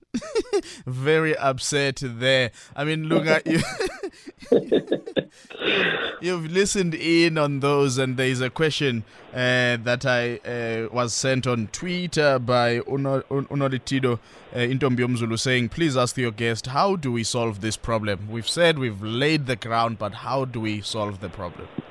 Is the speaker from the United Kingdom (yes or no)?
no; South Africa; as a South African